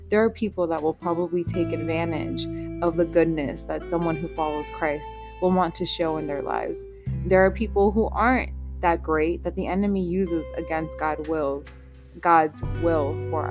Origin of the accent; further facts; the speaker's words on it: United States; I was born in the States, my parents are both from Nicaragua